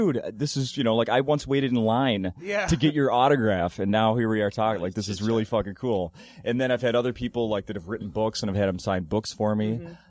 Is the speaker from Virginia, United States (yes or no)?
no; St. Paul, Minnesota, United States; I grew up in St. Paul and went to elementary school in St. Paul.